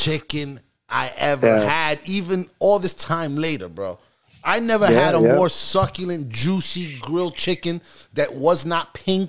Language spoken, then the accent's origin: English; New York City, New York, United States; also born or lived in Queens; I'm from New York.